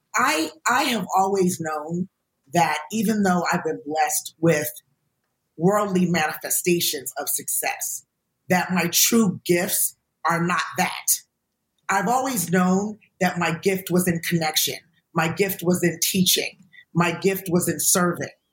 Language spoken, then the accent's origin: English; United States; from being an American